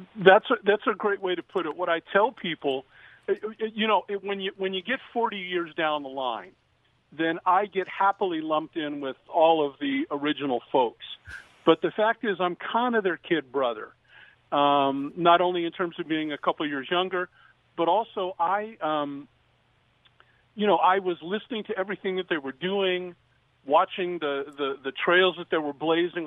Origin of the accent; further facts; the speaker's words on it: Downey, California, United States; now in Orange County, United States; I was born and raised in Downey, and um, now I live behind the Orange Curtain in Orange County